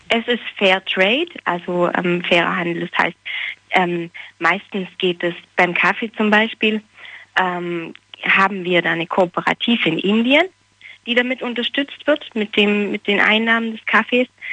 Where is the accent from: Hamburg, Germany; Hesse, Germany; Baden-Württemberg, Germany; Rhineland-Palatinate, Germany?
Baden-Württemberg, Germany; small town near Ulm; ich komme eigentlich nicht aus Ulm, sondern ein bisschen mehr vom Land und so eine kleine Kleinstadt